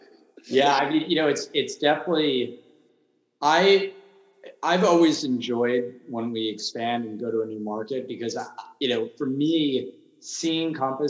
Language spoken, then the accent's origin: English; Huntington, New York, United States; Huntington, which is my hometown.